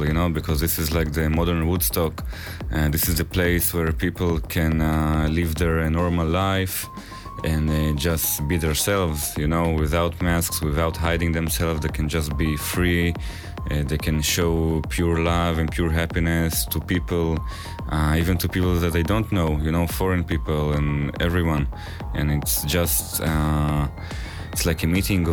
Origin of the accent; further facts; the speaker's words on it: Israel; we're Somatic Self from Israel